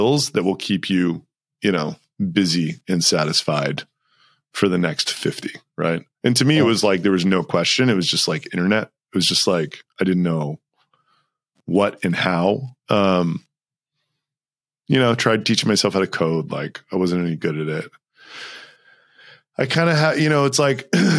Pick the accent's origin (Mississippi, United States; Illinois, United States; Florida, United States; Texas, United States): Texas, United States; moved away as an adult; also born or lived in New York; I grew up in Texas